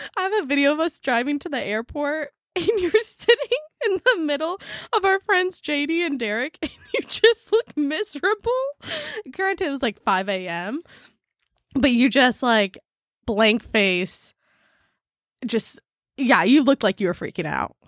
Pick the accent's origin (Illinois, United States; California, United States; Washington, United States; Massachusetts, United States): California, United States; San Diego; moved away; also born or lived in Maui; coming from San Diego, we've, like, we're kind of around beach culture